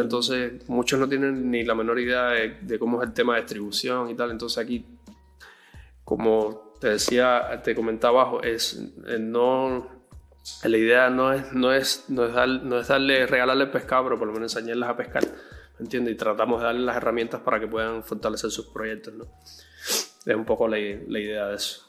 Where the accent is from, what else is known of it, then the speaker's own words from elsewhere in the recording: Cuba; moved away as an adult; now in Callao, Peru; yo vengo de Cuba. En Cuba estudié música desde joven, desde los 12 años aproximadamente